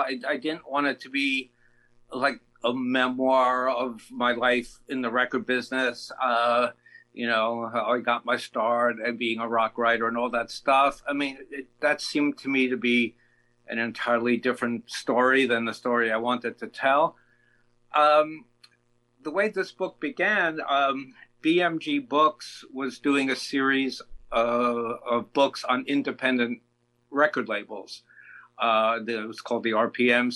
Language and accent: English; New York City, New York, United States; growing up in the Bronx